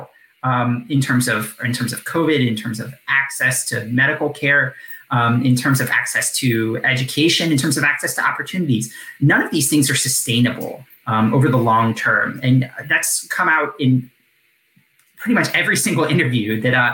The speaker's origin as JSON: {"language": "English", "region": "Deep South", "country": "United States", "moved": "yes", "said": "I'm from the Deep South"}